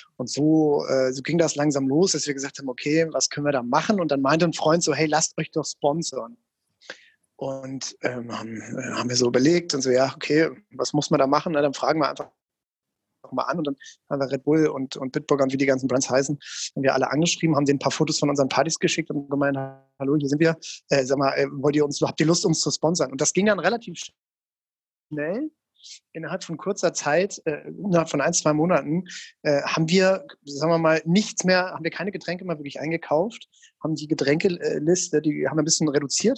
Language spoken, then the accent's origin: German; Mainz, Rhineland-Palatinate, Germany; ich komme ja aus Mainz ursprünglich